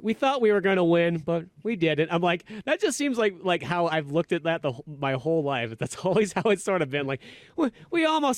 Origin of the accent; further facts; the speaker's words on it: Northern California, United States; We grew up in Northern California